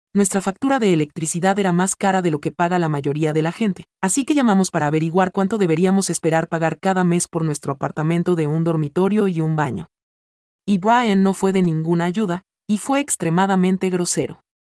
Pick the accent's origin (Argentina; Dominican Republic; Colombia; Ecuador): Dominican Republic; moved away; also born or lived in Florida / Texas / Georgia / Alabama; cuando era niño en la República Dominicana, sufrí cortes de energía eléctrica con bastante frecuencia